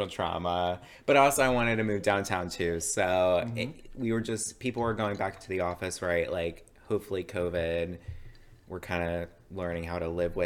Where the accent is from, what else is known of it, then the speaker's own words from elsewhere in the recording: Gaithersburg, Maryland, United States; moved away as an adult; now in Washington, DC, United States; I'm from G-Berg. But Gaithersburg, Maryland